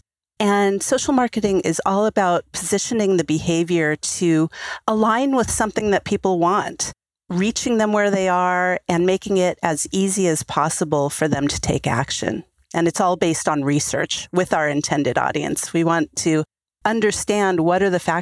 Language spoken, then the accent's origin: English; United States; now in Israel; I'm an American